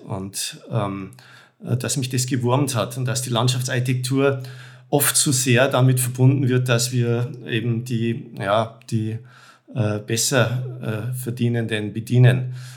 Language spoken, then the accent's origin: German; Germany; ich komme da als Deutscher